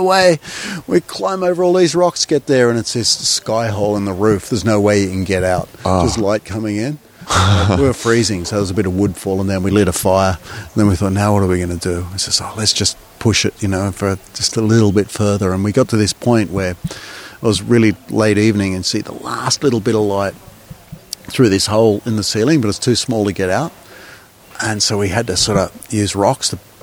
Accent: Australia; moved away as an adult; now in Soppong, Thailand; Being Australian

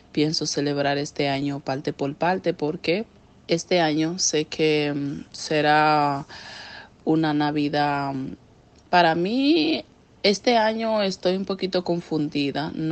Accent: Dominican Republic; now in Dubai, United Arab Emirates; Extraño de mi país ah, muchísimo em, la comida, el sabor, eh, la música, la familia principalmente, todo. Extraño de Dominicana.

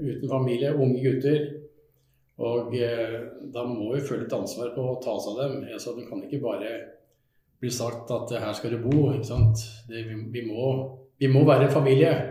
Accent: Skien, Telemark, Norway; Da bodde jeg i Skien og Porsgrunn. Jeg er jo fra Skien.

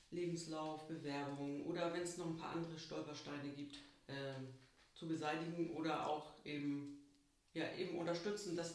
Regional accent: Babel, Germany; also born or lived in Mane; now in Nindorf, Germany; Aufgewachsen bin ich in Babel.

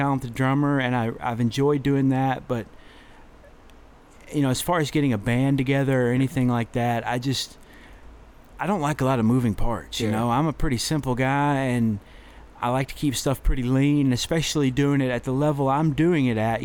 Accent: Cranfills Gap, Texas, United States; I grew up in Cranfield's Gap

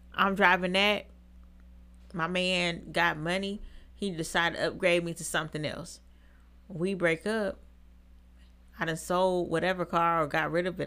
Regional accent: Seattle, Washington, United States; moved away; I'm from Seattle

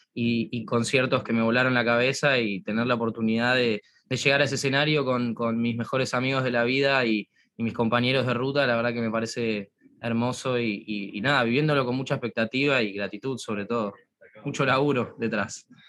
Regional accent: Argentina; nosotros somos argentinos

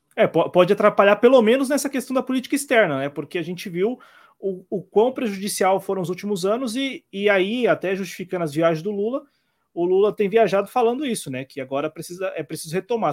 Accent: Brazil; nós brasileiros

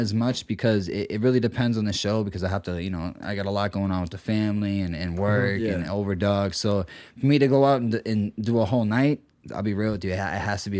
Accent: Boston, Massachusetts, United States; also born or lived in Milton, Massachusetts; I was born in Milton. But I was adopted into Dorchester, 6 weeks old.

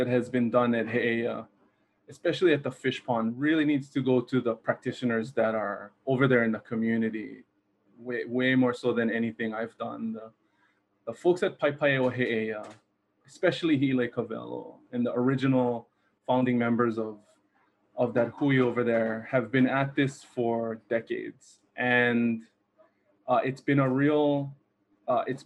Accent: Kaneohe, Hawaii, United States; also born or lived in Kailua, Hawaii; I grew up in Kaneohe

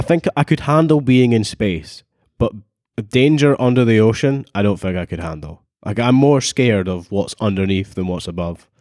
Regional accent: Dunfermline, Scotland, United Kingdom; I'm from Dunfermline

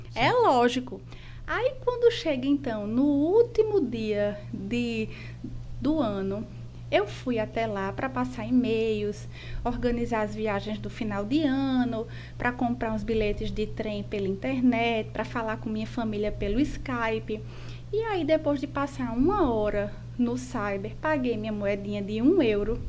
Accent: João Pessoa, Paraíba, Brazil; Eu sou de João Pessoa, nascida e criada aqui em João Pessoa, é, especificamente no bairro dos Estados

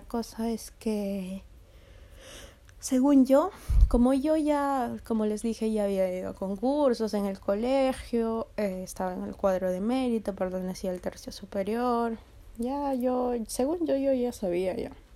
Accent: Peru; la uni es este, la Universidad Nacional de Ingeniería, aquí en mi país

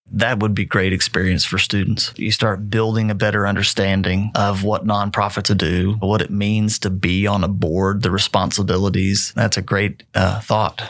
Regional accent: Snyder, Texas, United States; moved away as an adult; also born or lived in Odessa, Texas; now in Midland, United States; I grew up in Snyder

